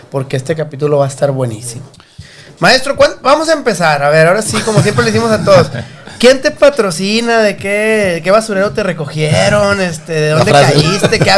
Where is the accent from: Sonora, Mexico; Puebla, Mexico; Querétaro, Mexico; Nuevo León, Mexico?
Nuevo León, Mexico; Monterrey; born there; yo soy nacido en Monterrey.